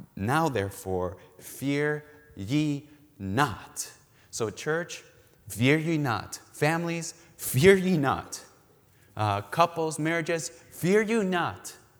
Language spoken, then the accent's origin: English; Mexico; now in Milwaukee, United States; we're originally from Mexico